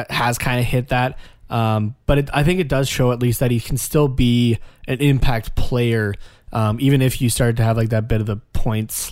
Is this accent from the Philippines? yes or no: no; Canada; I'm, I'm Canadian. Yeah. I'm not French Canadian, but I'm Canadian.